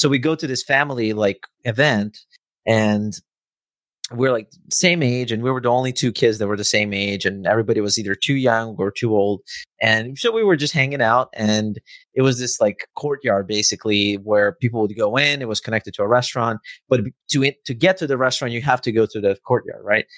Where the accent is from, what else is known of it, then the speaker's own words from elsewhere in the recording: Novi Sad, Vojvodina, Serbia; It's called Exit. It's in my hometown